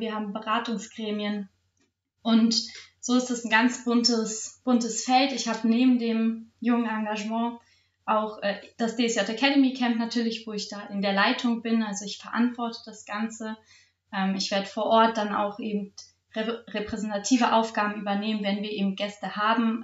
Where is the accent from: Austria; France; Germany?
Germany; Salzgitter, Lower Saxony; ich habe angefangen bei der Sportjugend Salzgitter mich zu engagieren. Ich war dann auch, also bin auch immer noch in meinem Verein Jugendwarten, habe da ähm, mein, das erste J-Team in meiner Heimatstadt gegründet